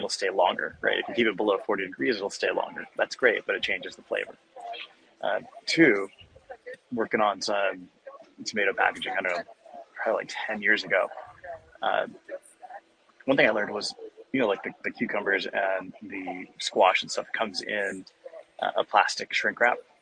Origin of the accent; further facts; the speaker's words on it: Arizona, United States; I'm from Arizona, so we don't change our clock